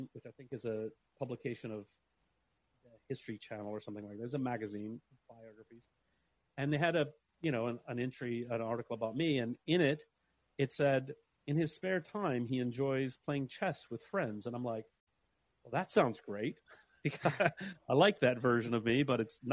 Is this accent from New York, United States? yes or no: no; Alabama, United States; moved away as an adult; also born or lived in Huntsville, Alabama; now in London, United Kingdom; I grew up in Alabama and I live in London